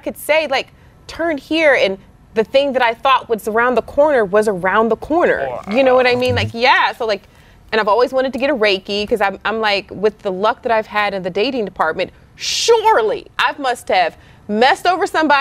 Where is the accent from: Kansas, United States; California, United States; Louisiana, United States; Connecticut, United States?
Louisiana, United States; because I'm Creole, so I'm from Louisiana